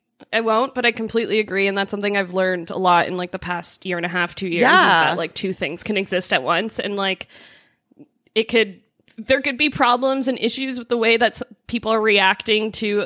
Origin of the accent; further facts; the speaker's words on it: Greater Toronto Area suburbs, Ontario, Canada; now in Toronto, Canada; The suburbs of, in the greater Toronto area. I went to actually my hometown that I grew up in.